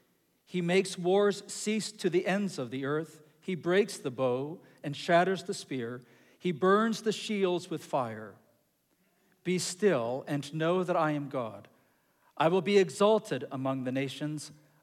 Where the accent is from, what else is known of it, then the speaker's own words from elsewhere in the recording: Ecuador; Now, I grew up in Ecuador. I grew up in Latin America. And we had earthquakes all the time.